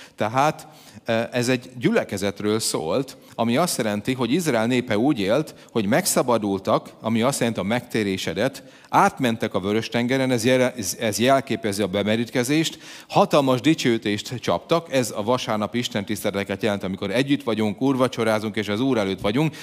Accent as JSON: {"language": "Hungarian", "country": "Hungary", "said": "magyar vagyok"}